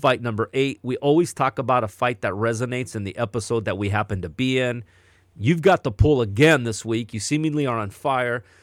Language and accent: English; Southern California, United States; growing up in Southern California